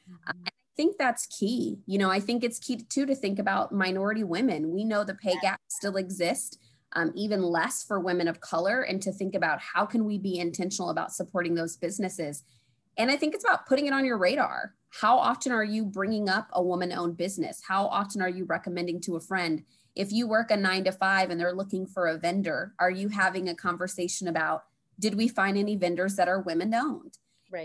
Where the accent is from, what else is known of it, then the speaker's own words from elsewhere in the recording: Springfield, Illinois, United States; also born or lived in Chicago; I grew up in Springfield, Illinois